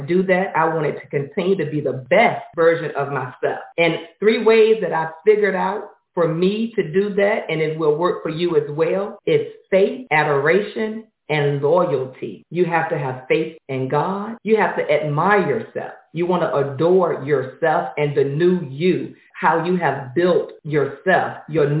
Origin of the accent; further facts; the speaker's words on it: Norfolk, Virginia, United States; now in Atlanta, United States; I am from Norfolk, Virginia, but now I live in Atlanta, Georgia